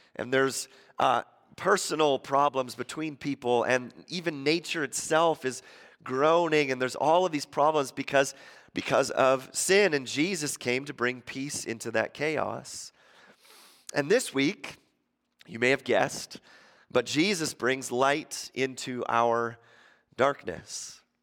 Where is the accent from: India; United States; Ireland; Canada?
Canada; Ontario; moved away; I grew up in Ontario.